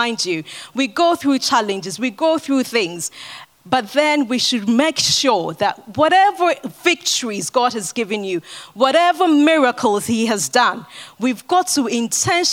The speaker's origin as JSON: {"language": "English", "country": "Ghana", "tie": "born or raised there", "moved": "yes", "said": "I grew up in Ghana"}